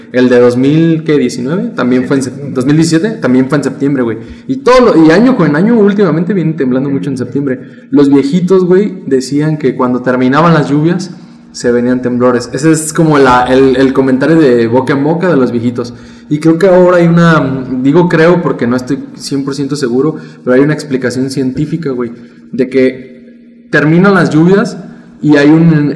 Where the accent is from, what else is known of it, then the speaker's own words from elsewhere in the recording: Mexico; somos mexicanos